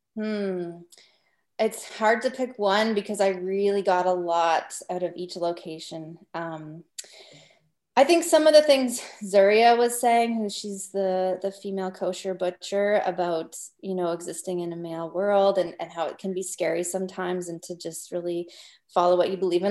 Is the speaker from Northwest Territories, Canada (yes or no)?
yes; Northwest Territories, Canada; I'm from the Northwest Territories.